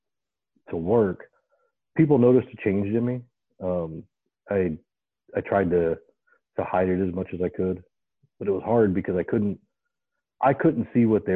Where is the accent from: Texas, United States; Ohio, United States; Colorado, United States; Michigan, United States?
Ohio, United States; the house I grew up in Ohio, there were train tracks behind the yard